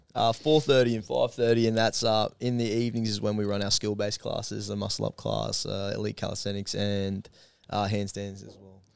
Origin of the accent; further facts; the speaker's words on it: Gold Coast, Queensland, Australia; I'm from Gold Coast